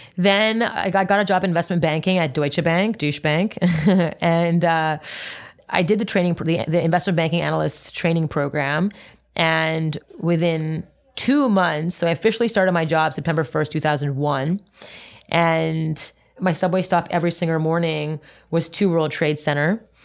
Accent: Montreal, Quebec, Canada; I grew up in Montreal, Canada

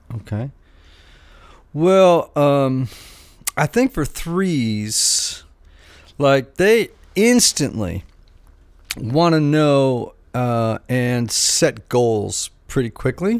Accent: Greenwich, Connecticut, United States; growing up in Greenwich, Connecticut

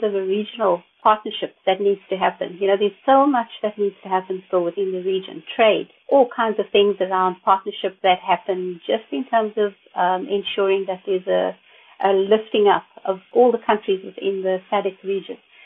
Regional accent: South Africa; speaking as a South African

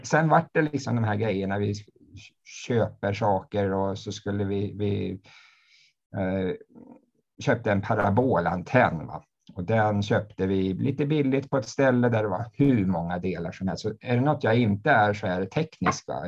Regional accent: Uppsala, Uppsala County, Sweden; jag är en man från Uppsala

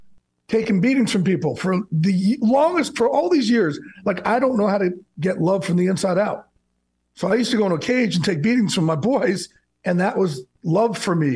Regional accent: New Jersey, United States

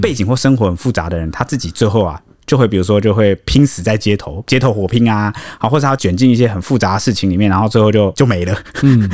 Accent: Taiwan

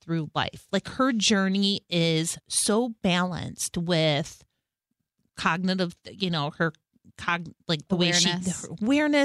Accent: Detroit, Michigan, United States; moved away; I'm from Detroit

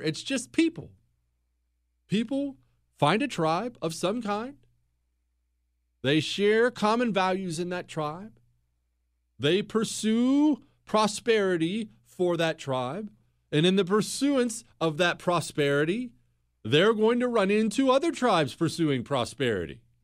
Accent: Bozeman, Montana, United States; I grew up in Bozeman, Montana

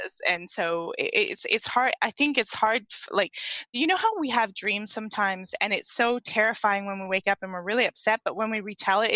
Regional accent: East Coast, Canada; moved away as an adult; now in British Columbia, Canada; I grew up in Canada. I had that dream on the East Coast, but I now live on the West Coast

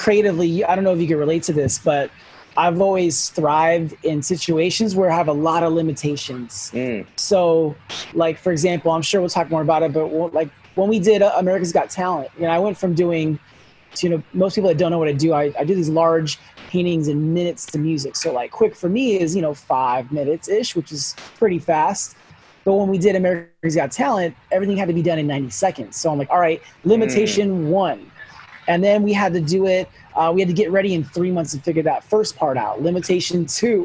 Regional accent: Sacramento, California, United States; also born or lived in Los Angeles; So home has always been Sacramento. I grew up here. We moved from L.A.

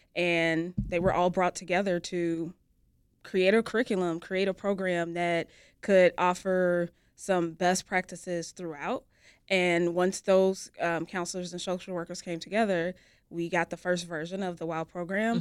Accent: Chicago, Illinois, United States; I was born here in Chicago

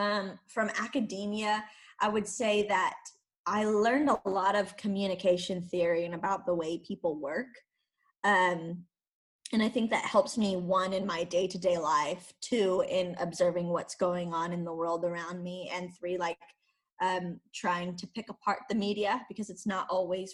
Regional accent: California, United States; moved away as an adult; also born or lived in Iceland; now in Switzerland

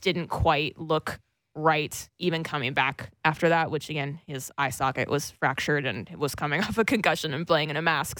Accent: United States; I'm a silly American

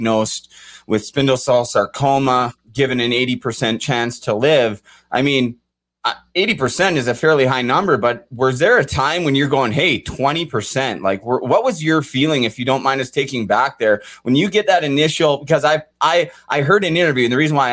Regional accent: Port Coquitlam, British Columbia, Canada; now in Ontario, Canada; I grew up in Port Coquitlam, the hometown of Terry Fox

